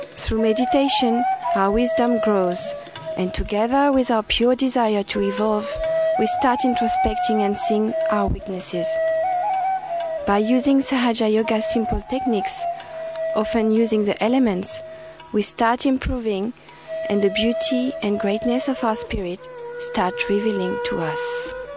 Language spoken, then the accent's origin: English; France; now in Sydney, Australia; I was born in France